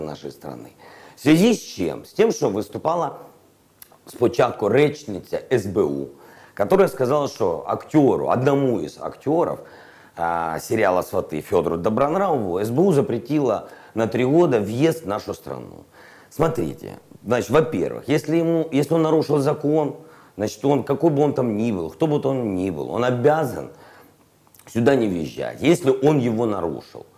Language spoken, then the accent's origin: Russian; Ukraine; Я украинец, гражданин этой страны живу в этой стране, работаю в этой стране